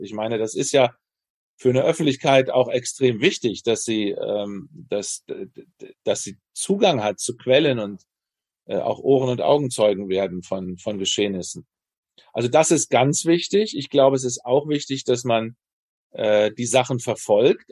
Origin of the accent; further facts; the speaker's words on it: Germany; moved away; also born or lived in United States; als Deutsche